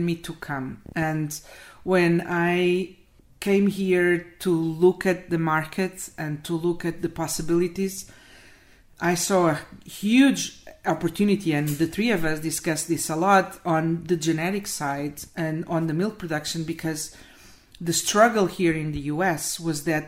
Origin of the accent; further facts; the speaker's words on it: Portugal; moved away as an adult; also born or lived in Spain; now in United States; I'm from Portugal, but I was working in Spain at that time in 2014